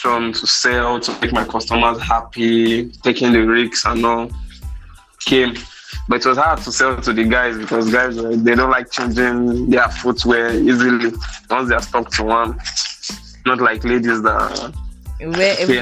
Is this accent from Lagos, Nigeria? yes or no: yes; Lagos, Nigeria; I'm just coming from Lagos.